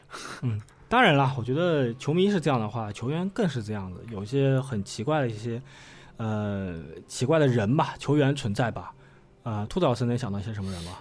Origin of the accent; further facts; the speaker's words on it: China; 我们中国